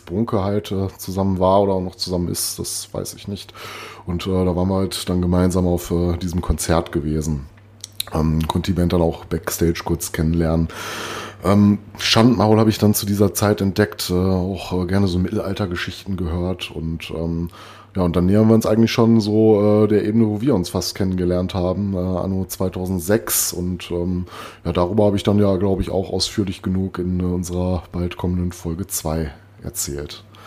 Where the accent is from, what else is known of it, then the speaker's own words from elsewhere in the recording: Recklinghausen, North Rhine-Westphalia, Germany; moved away; meine alte Heimat Recklinghausen